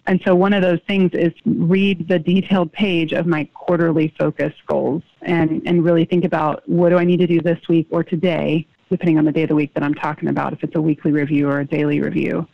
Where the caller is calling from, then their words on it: Houston, Texas, United States; I am calling from Houston, Texas